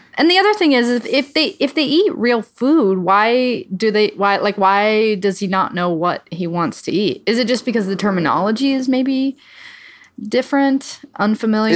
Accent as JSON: {"language": "English", "region": "Midwest", "country": "United States", "said": "I'm from the Midwest"}